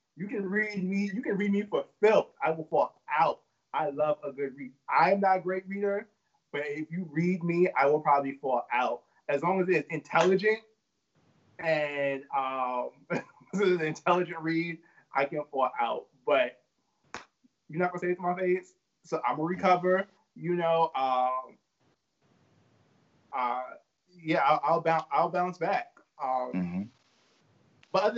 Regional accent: New York City, New York, United States; I'm from Brooklyn

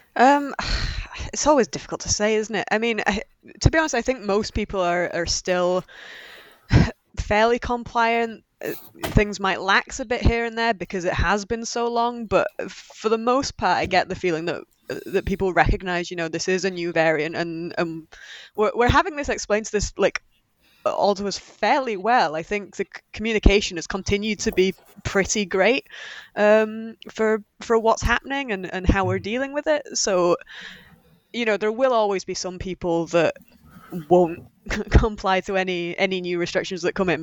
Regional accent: Yorkshire and the Humber, United Kingdom; we're both from Yorkshire

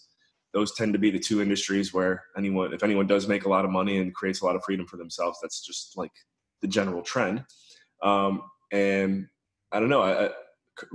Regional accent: Painesville, Ohio, United States; moved away as an adult; also born or lived in Western Pennsylvania; now in Newfoundland, Canada; I was born and raised in Painesville, Ohio, which is a suburb of Cleveland, about 30 minutes east of Cleveland, Ohio

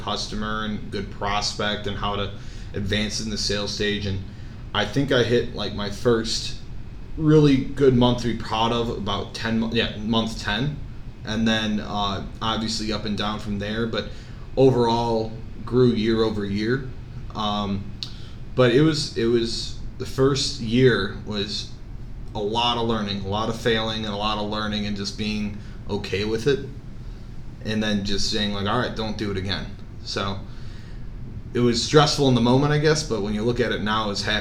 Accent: Chicago, Illinois, United States; also born or lived in Iowa; I grew up around Chicago, would like to stay there.

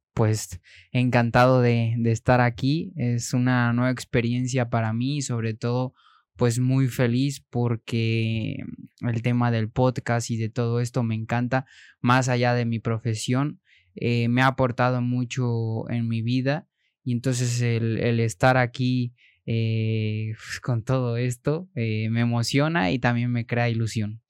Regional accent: Mexico; moved away; also born or lived in Spain; siendo mexicano

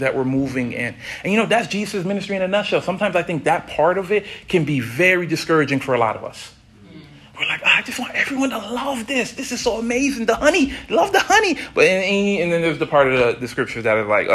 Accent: South Florida, United States; Growing up in South Florida

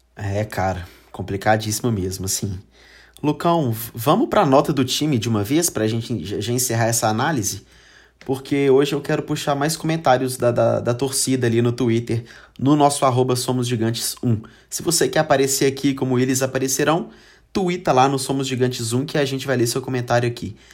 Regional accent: Brazil; a gente é brasileiro

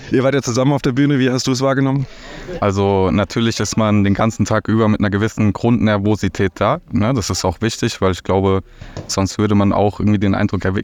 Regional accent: Hesse, Germany; Ansonsten ähm, ja, komme ich aus der Nähe von Fulda und ja, Fulda Meetup, das wäre so mein Bereich.

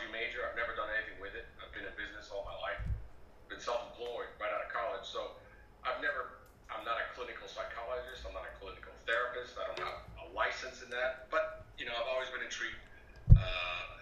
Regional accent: Italy; moved away as an adult; also born or lived in Europe / Mexico; now in United States; I was born in Italy, 1969. I'm 50 years old. I grew up the majority of my life in Europe, and then I came to the States for college

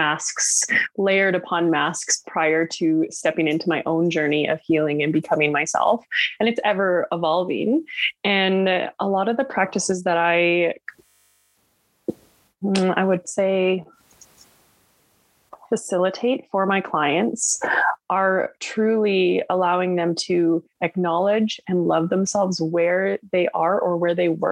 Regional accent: West Coast Canada, Canada; I'm from West Coast Canada

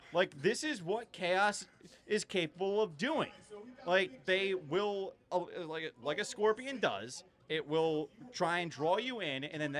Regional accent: Swedesboro, New Jersey, United States; From Swedesboro

